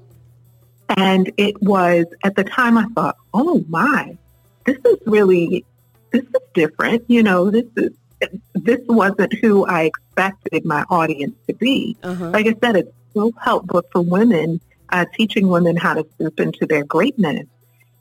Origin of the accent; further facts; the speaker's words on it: New York City, New York, United States; as a little girl growing up in East New York